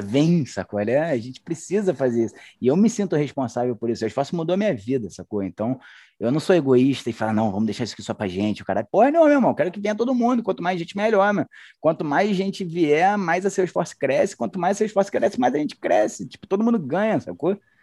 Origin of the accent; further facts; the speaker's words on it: Niterói, Rio de Janeiro, Brazil; accent: carioca; moved away as an adult; now in Belo Horizonte, Brazil; Universidade Federal Fluminense, lá da minha cidade, Niterói